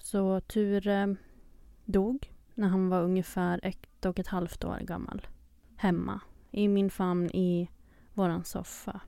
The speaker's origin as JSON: {"language": "Swedish", "town": "Ockelbo", "region": "Gävleborg County", "country": "Sweden", "moved": "as an adult", "lives_now": "Stockholm, Sweden", "said": "jag kommer från Ockelbo som är en liten by i Gästrikland, nära Gävle men bor i Stockholm sedan fem år tillbaka"}